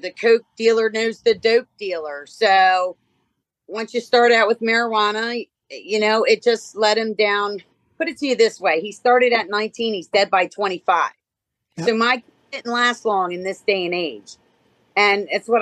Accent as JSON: {"language": "English", "town": "Baltimore", "region": "Maryland", "country": "United States", "said": "I'm from Baltimore, Maryland."}